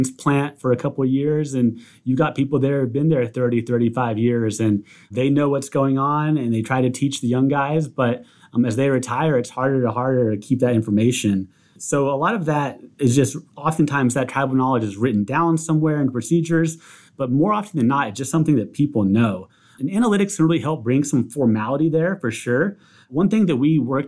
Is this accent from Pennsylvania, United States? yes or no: no; Southeast Texas, United States; I grew up in Southeast Texas